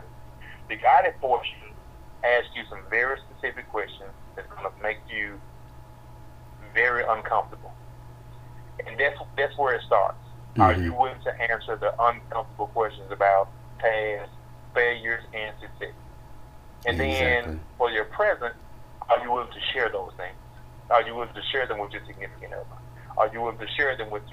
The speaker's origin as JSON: {"language": "English", "town": "Hazlehurst", "region": "Mississippi", "country": "United States", "tie": "born or raised there", "said": "my hometown of Hazelhurst and in my rival town of Crystal Springs."}